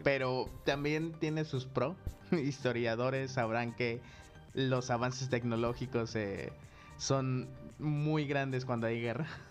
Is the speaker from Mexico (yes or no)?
yes; Coatepec, Mexico; en donde yo crecí, este, aquí en Cotepec